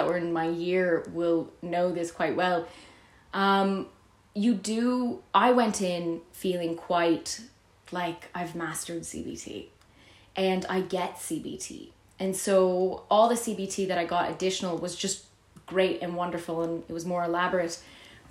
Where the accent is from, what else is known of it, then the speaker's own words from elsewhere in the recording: Canada; also born or lived in Vienna; now in Ireland; I was raised in Canada